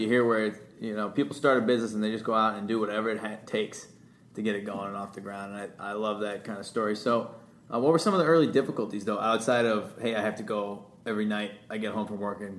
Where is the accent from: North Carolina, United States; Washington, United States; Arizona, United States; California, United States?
California, United States; San Diego; now in Columbus, United States; I'm from San Diego